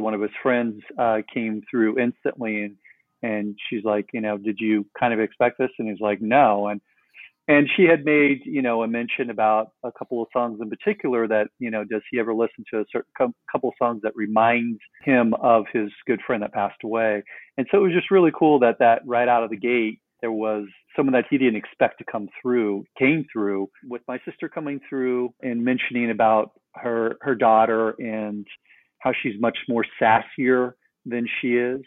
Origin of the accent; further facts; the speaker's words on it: Los Angeles, California, United States; I'm from Los Angeles, California